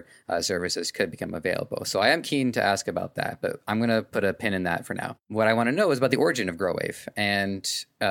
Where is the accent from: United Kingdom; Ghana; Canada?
Canada; As a Canadian myself